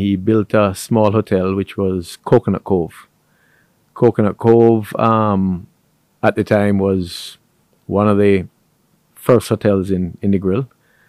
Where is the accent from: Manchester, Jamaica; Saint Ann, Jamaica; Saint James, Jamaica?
Saint James, Jamaica; Montego Bay; So Montego Bay has always been a tourism-centric. It was a town and it's become a city.